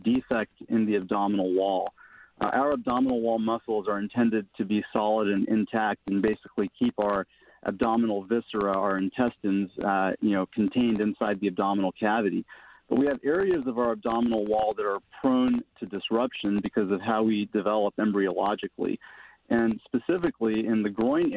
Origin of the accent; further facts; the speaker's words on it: Mesa, Arizona, United States; moved away as an adult; also born or lived in Phoenix, Arizona / New Jersey / Minnesota; I was born in Phoenix and grew up in a suburb of Phoenix called Mesa in Arizona